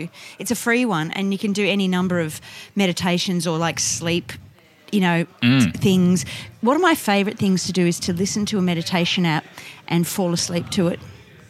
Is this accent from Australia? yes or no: yes; Australia; accent: Oz, bogan; Because of my Oz accent sometimes.